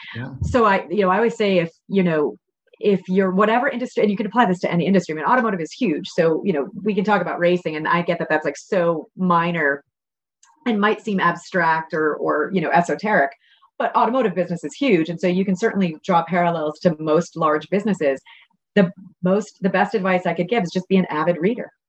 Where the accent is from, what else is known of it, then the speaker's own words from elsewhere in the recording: Connecticut, United States; I'm from New England. I grew up in Connecticut